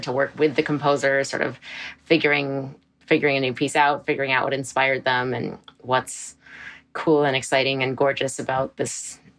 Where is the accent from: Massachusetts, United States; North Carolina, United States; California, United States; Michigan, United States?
Massachusetts, United States; Boston; someone we grew up with in Boston.